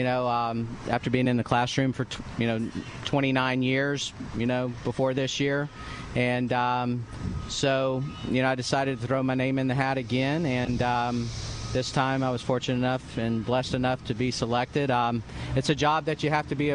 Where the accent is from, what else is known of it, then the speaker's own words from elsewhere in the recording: Apopka, Florida, United States; I grew up in Apopka. My family lived here probably since early 1970